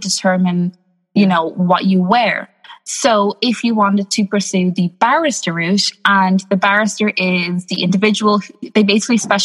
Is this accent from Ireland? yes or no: yes; Ireland; I'm from Ireland. I'm Irish. I am born and bred here. I've been here all of my life.